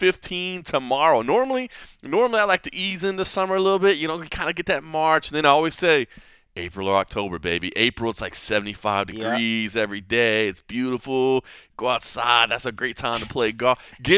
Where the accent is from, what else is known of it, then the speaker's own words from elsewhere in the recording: Dallas, Texas, United States; also born or lived in Oklahoma / Kentucky / Ohio; now in Las Vegas, United States; when I first moved to Las Vegas, I grew up in Dallas, right? The plains, you know, and then even when I moved to Oklahoma, I moved to Kentucky, I moved to Ohio